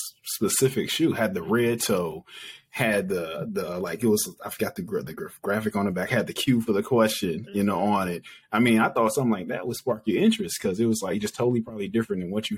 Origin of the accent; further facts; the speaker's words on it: Chicago, Illinois, United States; since we're both from Chicago.